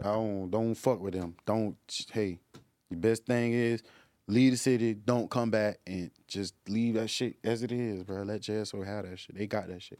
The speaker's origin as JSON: {"language": "English", "town": "Jacksonville", "region": "Florida", "country": "United States", "said": "I'm from Jacksonville"}